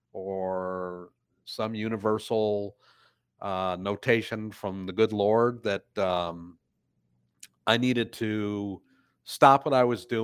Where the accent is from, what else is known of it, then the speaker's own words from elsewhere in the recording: Detroit, Michigan, United States; moved away as an adult; also born or lived in Ohio; I come from Detroit, Michigan. I was born and raised there and then moved to Ohio in 1980